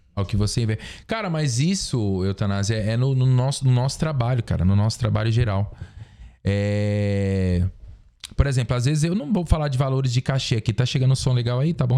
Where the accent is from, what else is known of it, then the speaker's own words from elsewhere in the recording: Xinguara, Pará, Brazil; moved away; also born or lived in Mineiros, Goiás (born) / Goiânia; depois eu fui pro Pará, para essa cidade de Xinguara, que é onde eu fui criado. Minha vida inteira, meus, meus melhores amigos, minha infância, passei tudo lá